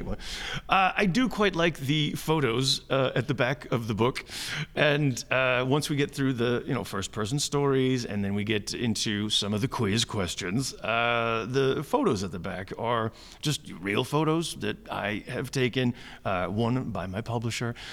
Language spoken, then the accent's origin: English; Chicago, Illinois, United States; moved away as an adult; also born or lived in New York; now in Amsterdam, Netherlands; I grew up in Chicago, and that's the Midwest